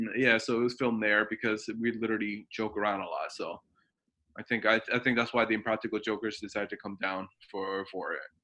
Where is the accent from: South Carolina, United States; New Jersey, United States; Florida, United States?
New Jersey, United States; moved away as an adult; also born or lived in Dover, New Jersey; now in Oregon, United States; now I live in, uh, in, in Oregon, but I've been in New Jersey for many, many, many years